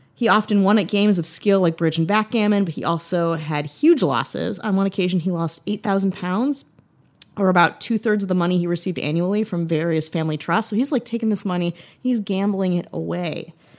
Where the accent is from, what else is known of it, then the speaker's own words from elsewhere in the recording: United States; as an American